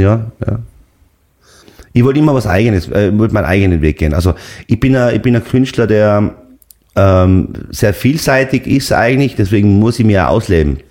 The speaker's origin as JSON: {"language": "German", "town": "Seefeld in Tirol", "region": "Tyrol", "country": "Austria", "tie": "born or raised there", "said": "meine Eltern haben eine Pension gehabt in Seefeld. Äh, da bin ich aufgewachsen im Haus Zillertal"}